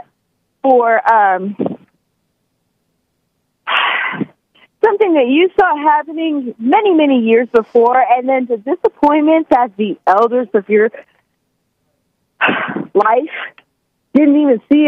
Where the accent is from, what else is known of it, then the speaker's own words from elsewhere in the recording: Eastern Oregon, United States; I was raised in Eastern Oregon.